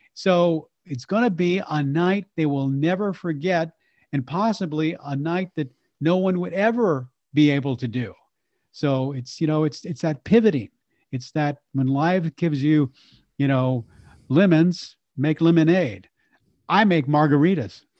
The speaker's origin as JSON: {"language": "English", "region": "Texas", "country": "United States", "said": "as a Texan"}